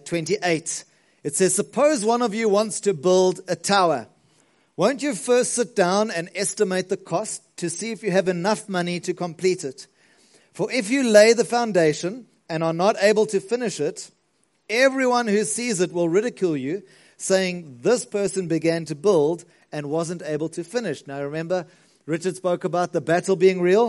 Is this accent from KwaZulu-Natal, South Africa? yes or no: yes; Margate, KwaZulu-Natal, South Africa; now in Pretoria, South Africa; We come from Margate. I remember even on the school bus, we used to catch the bus home, took forever